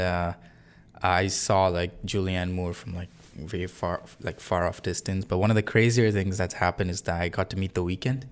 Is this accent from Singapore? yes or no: yes; Singapore; moved away as an adult; also born or lived in India; now in Canada; I'm not from Canada. I'm from Singapore, but I was born in India. I've lived in Singapore most of my life.